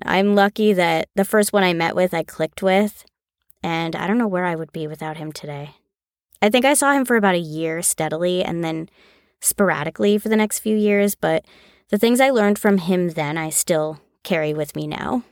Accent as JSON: {"language": "English", "region": "Connecticut", "country": "United States", "tie": "born or raised there", "moved": "yes", "lives_now": "Los Angeles, United States", "said": "I was born and raised in Connecticut, about an hour outside of New York City. Now I live in Los Angeles"}